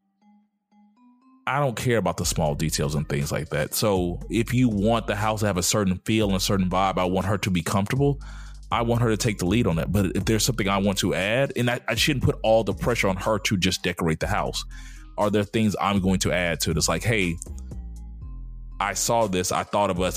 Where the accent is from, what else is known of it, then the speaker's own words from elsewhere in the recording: the South, United States; my 40 years growing up in the South